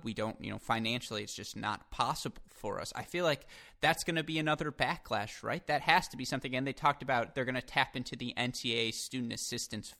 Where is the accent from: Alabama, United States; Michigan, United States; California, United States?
Michigan, United States; my home state of Michigan